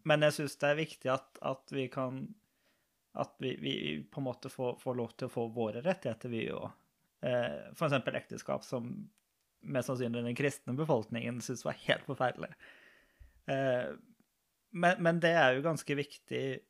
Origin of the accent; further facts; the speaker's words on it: Lørenskog, Akershus, Norway; moved away as an adult; now in Arendal, Norway; Jeg er fra Lørenskog